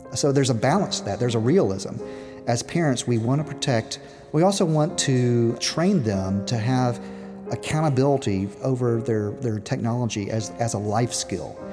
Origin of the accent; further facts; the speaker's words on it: Memphis, Tennessee, United States; We are from Tennessee